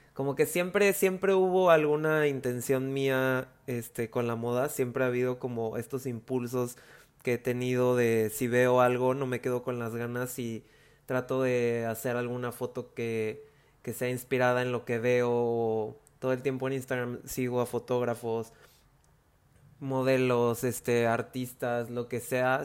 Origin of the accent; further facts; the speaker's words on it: Veracruz, Mexico; soy de Veracruz